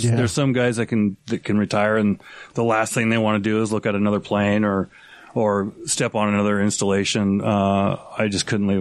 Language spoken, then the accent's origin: English; Spokane, Washington, United States; moved away as an adult; also born or lived in Portland, Oregon / Seattle, Washington; Portland, Oregon, I was born. Moved to Spokane, Washington, which is where I was raised.